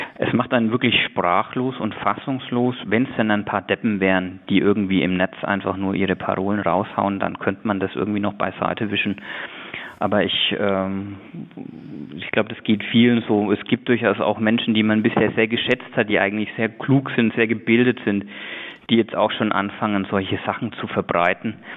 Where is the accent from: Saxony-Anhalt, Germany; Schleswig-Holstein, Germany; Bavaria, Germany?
Bavaria, Germany; Nuremberg; meine Heimat ist das Knoblauchland. Ich bin in Kraftshof getauft worden, habe da konfirmiert